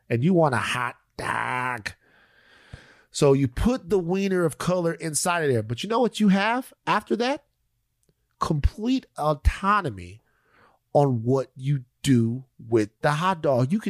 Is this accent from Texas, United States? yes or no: yes; Texas, United States; Uh, as a Texan, are you excited about Beto O'Rourke announcing that he's going to run for governor of Texas?